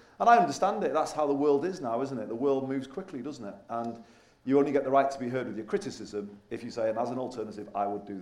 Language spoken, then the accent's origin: English; Manchester side, North West England, United Kingdom; also born or lived in Liverpool; Even though born in Liverpool, I grew up more on the Manchester side.